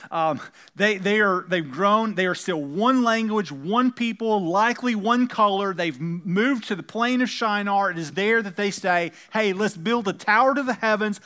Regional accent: United States; we happen to be Americans and we happen to speak English

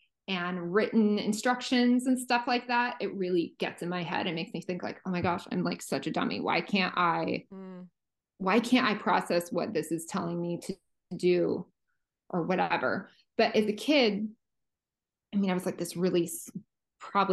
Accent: small middle America town, Midwest, United States; moved away; when you're from these really small sort of middle America towns

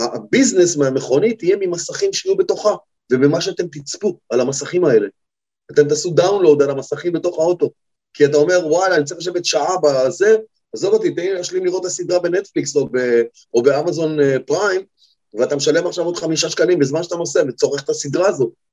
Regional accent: Israel; אנחנו ישראלים

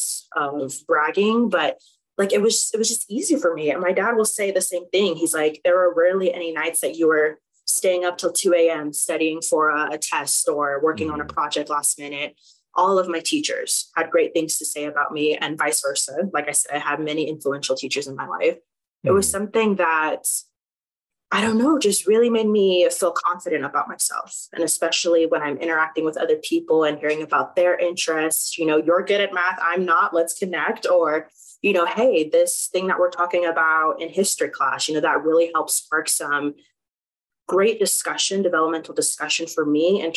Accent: Oklahoma, United States; moved away as an adult; also born or lived in Chicago, Illinois; now in Fort Collins, United States; When I moved to Oklahoma, and then that's where I spent a majority of my life

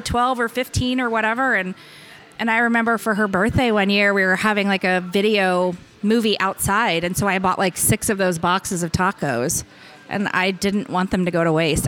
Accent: Hutchinson, Kansas, United States; moved away; I grew up in Hutchinson, which is near Wichita

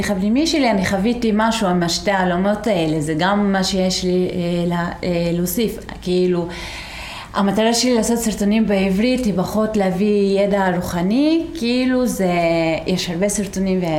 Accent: Israel; Hebrew is a second language; also born or lived in Beersheba; now in Tel Aviv, Israel; אני אה, מגזל העלבי. אה, אני גרה בתל אביב אה, כמה שנים, לפני זה גרתי הרבה שנים בבאר שבע, לפני זה הייתי אה, בכפר.

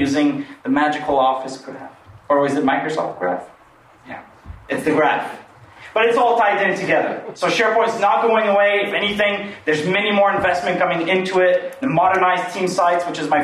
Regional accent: France; now in Canada; I'm really French. I'm from France.

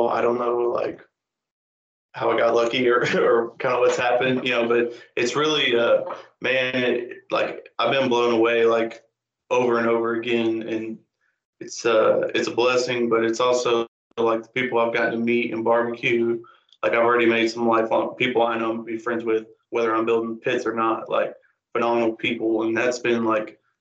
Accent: Luling, Texas, United States; also born or lived in Wharton, Texas / College Station, Texas / Houston, Texas; I'm born and raised in Luling

